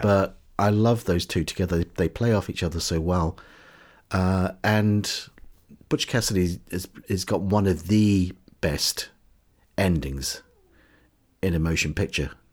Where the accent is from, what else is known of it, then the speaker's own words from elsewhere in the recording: New Zealand; now in United Kingdom; growing up in New Zealand in the, in the seventies and eighties